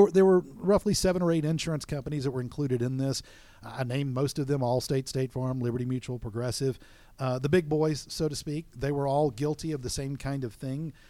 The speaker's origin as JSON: {"language": "English", "region": "Florida Panhandle", "country": "United States", "also_born_or_lived": "South Alabama", "moved": "yes", "said": "I'm personally from the Panhandle area of Florida and lived in South Alabama"}